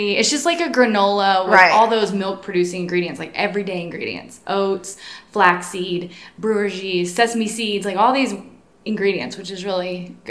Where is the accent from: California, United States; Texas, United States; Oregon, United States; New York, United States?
Texas, United States; also born or lived in Los Angeles; now in Lubbock, United States; I would say I'm from Texas, not necessarily from Lubbock, but Lubbock draws you in, and we came back here. My husband and I lived in Los Angeles for 13 years